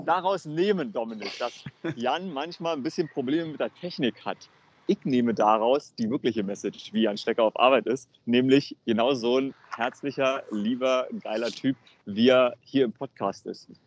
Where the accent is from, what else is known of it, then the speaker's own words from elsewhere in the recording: Germany; wir kommen aus Deutschland